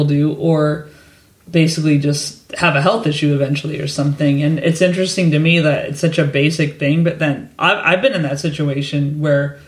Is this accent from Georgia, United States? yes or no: no; California, United States; moved away as an adult; also born or lived in San Diego; now in London, United Kingdom; I'm from California. I lived in San Diego for years